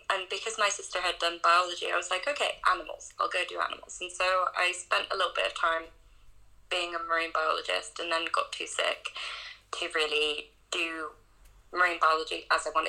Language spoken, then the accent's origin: English; North Wales, United Kingdom; when I was a kid growing up in North Wales